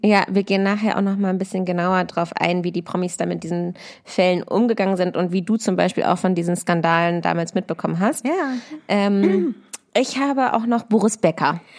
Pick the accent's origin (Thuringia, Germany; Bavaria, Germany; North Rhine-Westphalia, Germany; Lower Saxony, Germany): Lower Saxony, Germany; near Hanover; moved away; bin auch in der Heimat, also in der Nähe von Hannover. Ich komme ja aus Klein-Dittacke